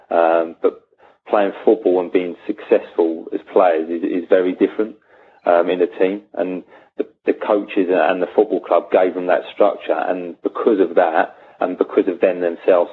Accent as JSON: {"language": "English", "area": "Sussex", "region": "South East England", "country": "United Kingdom", "said": "I'm reasonably local from Sussex to Hampshire"}